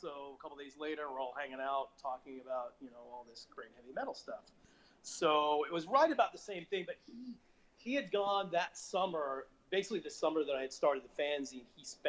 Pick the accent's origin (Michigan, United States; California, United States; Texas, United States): California, United States; Los Angeles; I grew up in Los Angeles, and we had a bunch of record stores there.